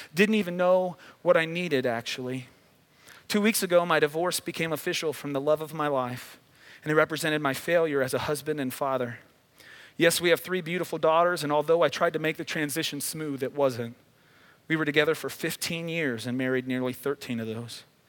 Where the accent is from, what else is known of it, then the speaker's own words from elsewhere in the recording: Midwest, United States; now in Southern California, United States; I grew up in the Midwest